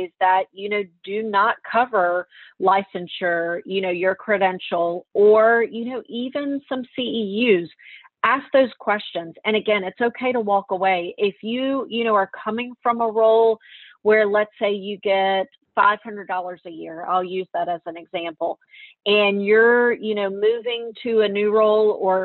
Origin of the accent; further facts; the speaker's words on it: Meridian, Mississippi, United States; I'm from Meridian, Mississippi